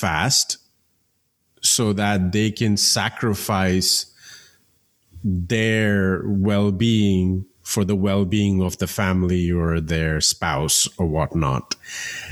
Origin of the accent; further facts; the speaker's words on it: India; growing up in India